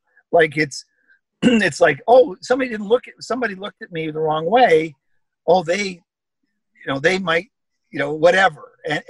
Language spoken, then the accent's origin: English; Canada; I'm a Canadian, and I'm very proud of that.